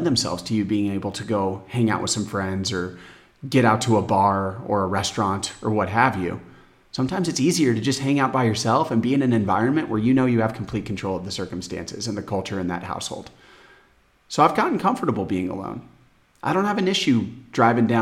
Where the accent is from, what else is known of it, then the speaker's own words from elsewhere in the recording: Phoenix, Arizona, United States; moved away as an adult; now in São Miguel, Portugal; Arizona, my hometown Phoenix